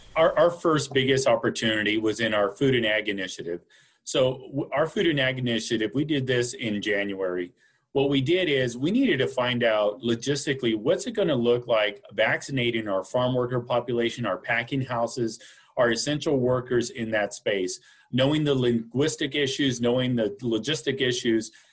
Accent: Wasco, California, United States; now in Fresno County, United States; growing up in the Kern County area in Wasco specifically.

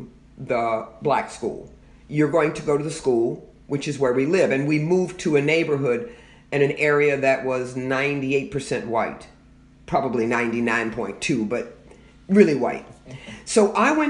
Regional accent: Louisville, Kentucky, United States; moved away as an adult; also born or lived in Fort Wayne, Indiana; I grew up in Louisville, Kentucky, so it was reasonably close to where I grew up

